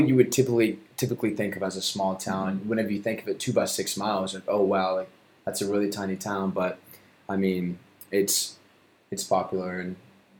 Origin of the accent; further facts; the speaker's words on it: Mustang, Oklahoma, United States; Born and raised in Mustang, yeah.